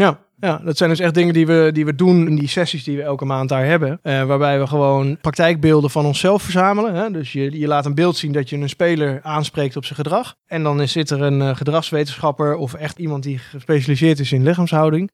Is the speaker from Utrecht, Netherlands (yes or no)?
yes; Breukelen, Utrecht, Netherlands; Ik kom oorspronkelijk uit Breukelen